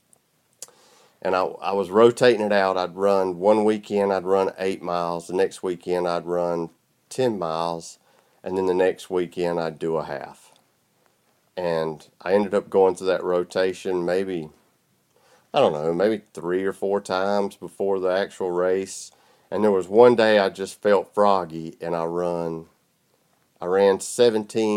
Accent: South Georgia, United States; I'm from South Georgia. You can probably tell by the way I sound

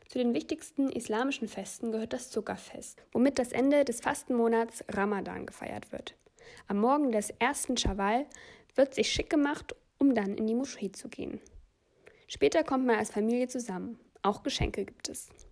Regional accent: Germany; bei uns in Deutschland

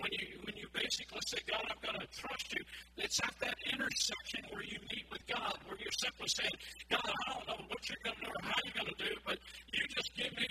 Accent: Orange, Texas, United States; I grew up I was born in Orange, Texas, but the thing is, I spent a long time at my grandmother's house.

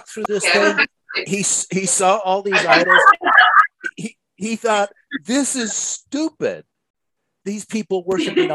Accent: United States; I grew up in America

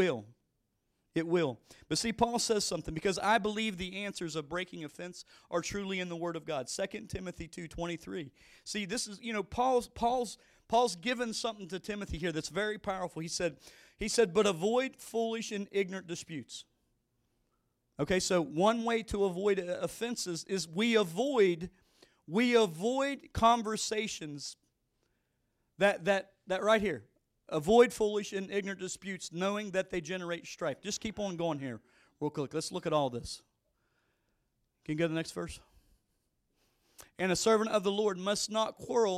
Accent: West Virginia, United States; moved away; I grew up in West Virginia

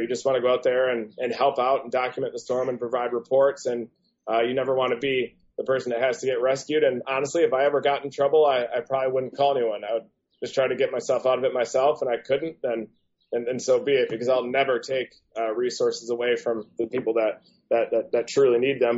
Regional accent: Michigan, United States; Growing up in Michigan

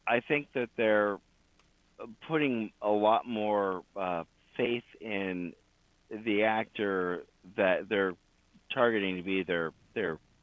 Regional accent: Florida, United States; also born or lived in Las Vegas; now in Tennessee, United States; as someone who grew up in Florida, living in Tennessee now

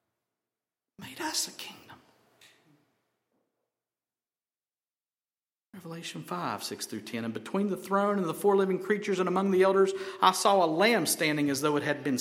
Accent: Helen, United States; I'm from Helen, y'all.

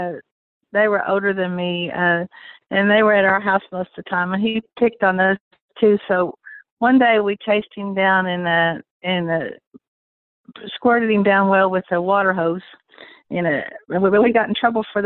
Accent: Stanford, Kentucky, United States; I was born in Stamford, Kentucky, October 22nd, 1962, in a little bitty hospital

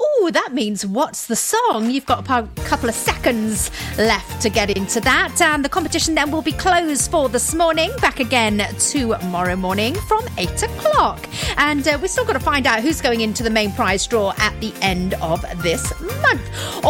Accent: Pembrokeshire, Wales, United Kingdom; I am Pembrokeshire born and bred.

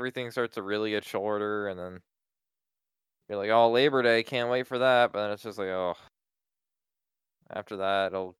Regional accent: Newville, Pennsylvania, United States; My hometown of Newville will be Oldville. It's not new anymore.

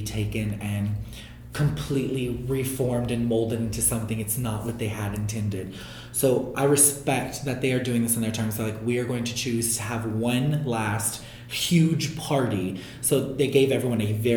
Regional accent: New Orleans, Louisiana, United States; my hometown con that I started at 15 years ago was MechaCon in New Orleans

